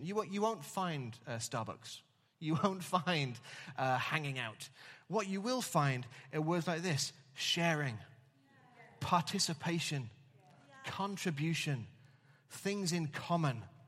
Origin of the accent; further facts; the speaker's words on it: England, United Kingdom; now in Wales, United Kingdom; as an Englishman in Wales.